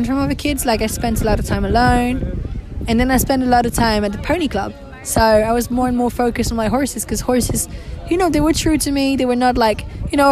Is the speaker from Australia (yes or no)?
no; France; also born or lived in United Kingdom; I was born in another country than the country I was raised in. So I was born in the UK. I was raised in France